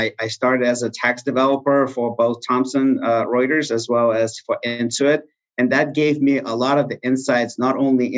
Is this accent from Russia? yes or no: yes; Russia; now in Texas, United States; I was born in Russia